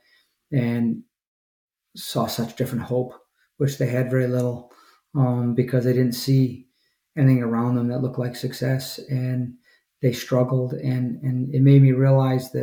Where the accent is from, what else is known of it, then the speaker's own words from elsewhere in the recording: Milwaukee, Wisconsin, United States; moved away as an adult; also born or lived in Philadelphia / Boston / Chicago; I'm in my parents' house right now, where I grew up in the Northern Burbs